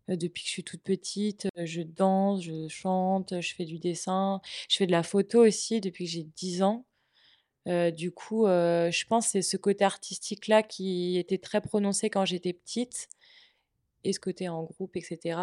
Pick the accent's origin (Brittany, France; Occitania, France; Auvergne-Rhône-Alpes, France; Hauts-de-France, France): Brittany, France; now in Nantes, France; je suis bretonne